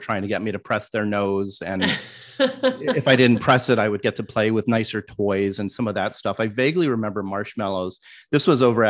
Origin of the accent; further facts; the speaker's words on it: Palo Alto, California, United States; I grew up in Palo Alto